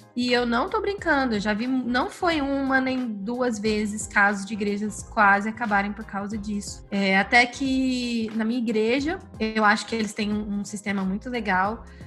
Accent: Goiânia, Goiás, Brazil; eu sou de Goiânia e minha família, por parte de pai, é do interior

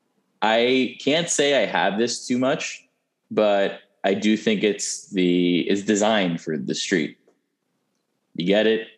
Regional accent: Long Island, New York City, United States; I was born in New York City

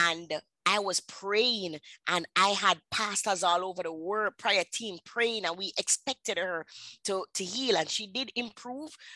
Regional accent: Jamaica; accent: patois; I am from Jamaica. I speak my the dialect, the patois dialects.

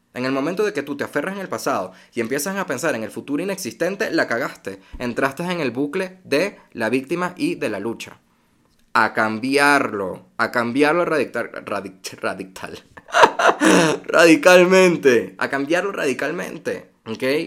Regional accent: Venezuela; moved away; also born or lived in United States; soy venezolano

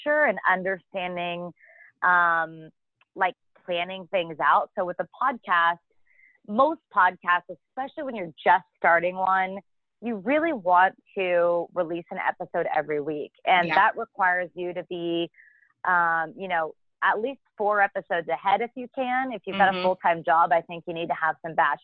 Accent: Argyle, Texas, United States; also born or lived in Norman, Oklahoma; now in Dallas, United States; I'm from Argyle, which is a small town about an hour outside of Dallas

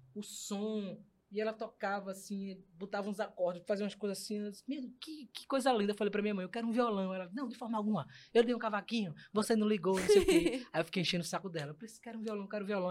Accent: Recife, Pernambuco, Brazil; eu vim de, de, da Iputinga, maior orgulho, viva Iputinga

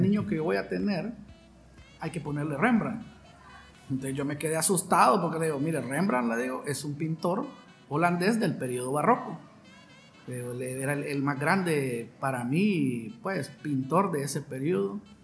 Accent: San Pedro Sula, Cortés, Honduras; soy San Pedrano, ¿verdad? De corazón, nacido aquí en esta hermosa y cálida ciudad del norte de Honduras

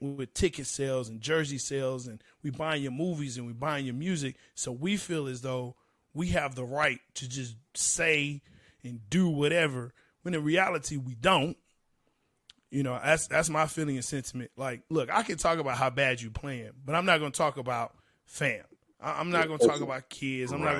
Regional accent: East Coast, United States; You know, I'm from East Coast, too. I'm going to show you where I'm from.

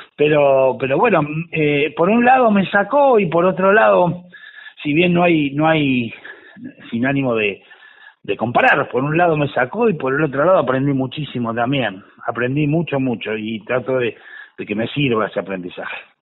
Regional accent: Tandil, Buenos Aires Province, Argentina; moved away; lugar de donde yo vengo, la, localidad de Tandil

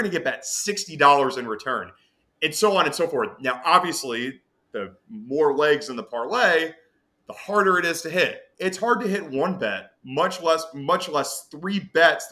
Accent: Nashville, Tennessee, United States; also born or lived in Detroit, United States / Chicago, United States; now in New York, United States; I was raised in Nashville

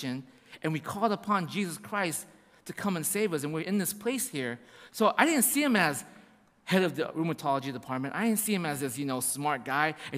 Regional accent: United States

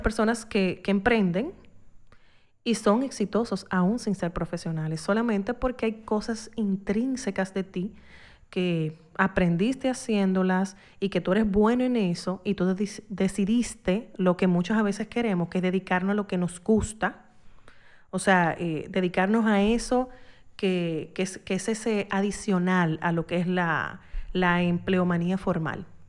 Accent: Dominican Republic; uno como dominicano

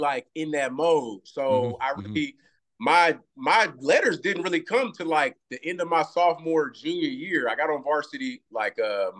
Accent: Galveston, Texas, United States; also born or lived in Houston, Texas; I grew up in Galveston. That's an island at the bottom of Texas. So, bro, I grew up on the water. Like, my people fish a lot

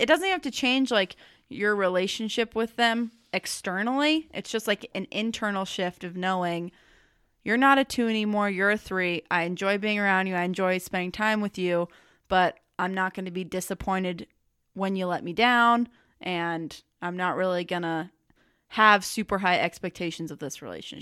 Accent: United States; I'm an American

